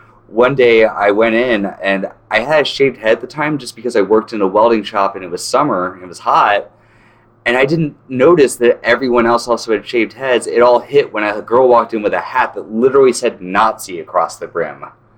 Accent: North Carolina, United States; also born or lived in Chatsworth, California; now in California, United States; I'm from North Carolina originally

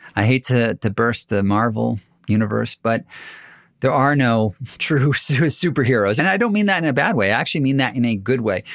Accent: United States; as an American

